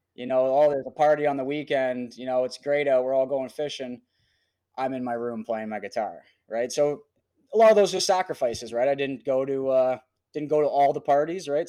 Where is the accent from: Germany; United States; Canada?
Canada; also born or lived in Calgary; I had a lot of friends in, that were musicians, kinda in my hometown